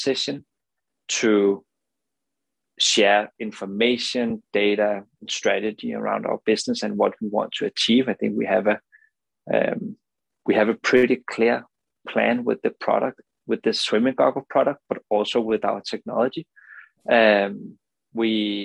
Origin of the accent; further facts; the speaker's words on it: Denmark; English is a second language; as you can hear from the accent, I'm not native, right? I'm not from the US. I'm from Denmark